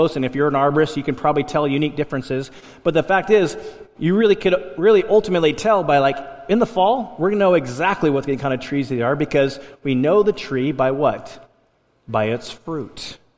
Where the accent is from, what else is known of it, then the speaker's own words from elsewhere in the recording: Alaska, United States; now in Port Angeles, United States; when I first moved here, even though I was from Alaska